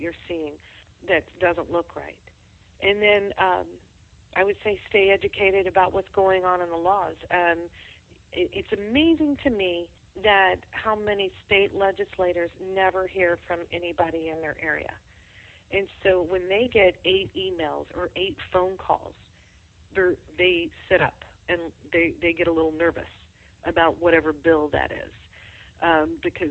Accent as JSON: {"language": "English", "region": "Texas", "country": "United States", "moved": "yes", "said": "I'm originally from Texas"}